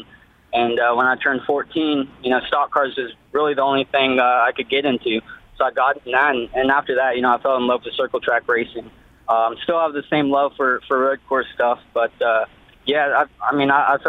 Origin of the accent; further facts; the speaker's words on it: Austin, Texas, United States; growing up in Austin, back then there wasn't a whole lot of racing